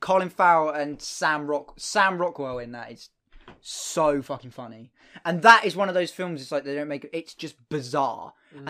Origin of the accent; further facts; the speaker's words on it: England, United Kingdom; obviously I am English.